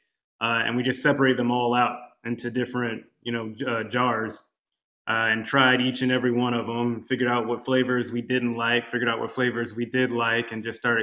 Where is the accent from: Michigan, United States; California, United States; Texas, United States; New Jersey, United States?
Texas, United States; Houston; I am originally from Houston